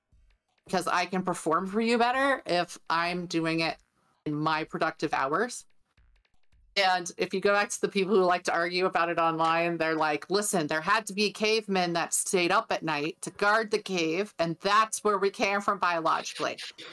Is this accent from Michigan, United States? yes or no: no; California, United States; born there; now in Colorado, United States; I was born in California. My husband was born in Texas and here we ended up in Colorado.